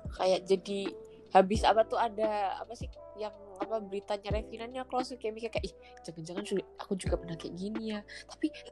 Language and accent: Indonesian; Java, Indonesia; aku ya orang Jawa